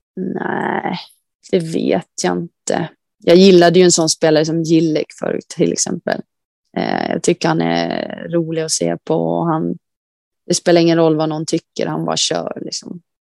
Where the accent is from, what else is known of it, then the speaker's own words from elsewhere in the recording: Västerhaninge, Stockholm County, Sweden; now in Kalix, Sweden; Jag är uppvuxen i Västerhaninge